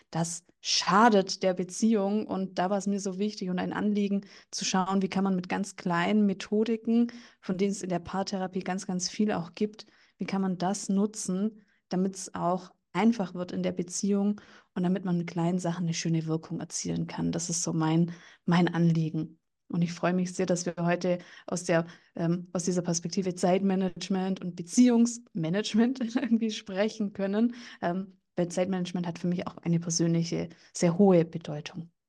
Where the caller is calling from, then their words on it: Bavaria, Germany; bin jetzt aus dem Landkreis München zugeschaltet